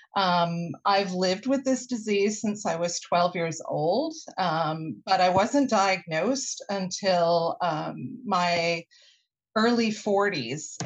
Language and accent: English; Winnipeg, Manitoba, Canada; now in Vancouver, Canada; I grew up in Winnipeg and I would cycle to school